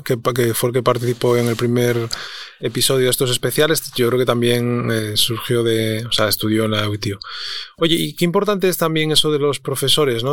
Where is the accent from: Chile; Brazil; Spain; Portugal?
Spain; Avilés, Asturias; yo nací en Avilés también